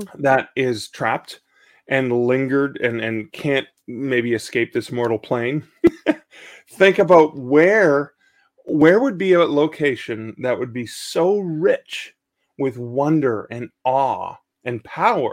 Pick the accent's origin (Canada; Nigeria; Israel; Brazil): Canada; mid-northern Ontario; also born or lived in Ottawa, Canada; now in Hamilton, Canada; where I grew up in mid-northern Ontario